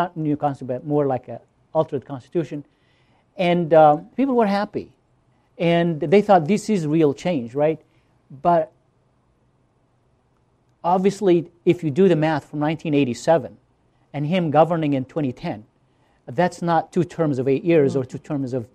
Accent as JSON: {"language": "English", "country": "Tunisia", "tie": "born or raised there", "moved": "yes", "said": "I was born in Tunisia"}